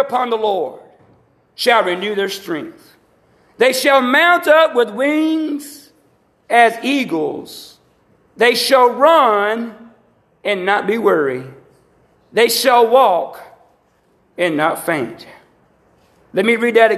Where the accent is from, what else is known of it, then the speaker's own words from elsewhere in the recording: the South, United States; I'm a Southerner